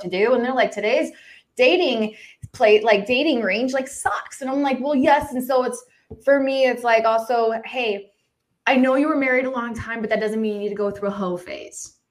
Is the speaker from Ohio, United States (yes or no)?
no; Agua Dulce, California, United States; I grew up in California, but I grew up on a ranch